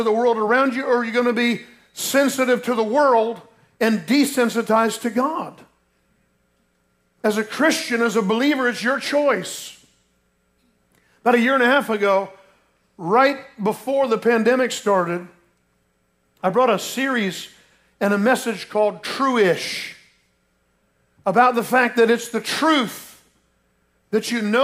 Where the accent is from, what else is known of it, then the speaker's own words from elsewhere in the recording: Lake Mary, Florida, United States; growing up in Lake Mary, Florida, down near Orlando